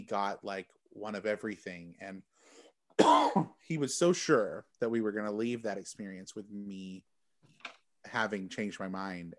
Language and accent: English; Texas, United States; also born or lived in Michigan; now in Chicago, United States; I'm from Texas.